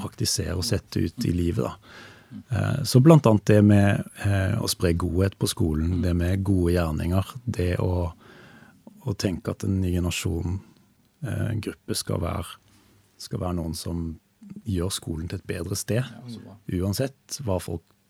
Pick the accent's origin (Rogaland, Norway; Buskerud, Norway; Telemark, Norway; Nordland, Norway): Rogaland, Norway; Stavanger; i de menighetene som, som fantes i Stavanger, der jeg vokste opp.